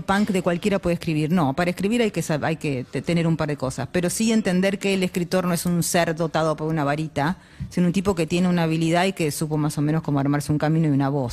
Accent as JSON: {"language": "Spanish", "town": "Lanús", "region": "Buenos Aires Province", "country": "Argentina", "tie": "born or raised there", "said": "Yo nací en Lanús"}